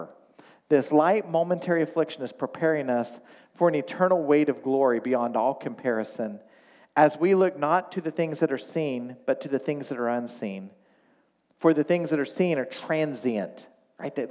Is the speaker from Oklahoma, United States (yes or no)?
yes; Oklahoma, United States; now in Michigan, United States; I grew up in Oklahoma.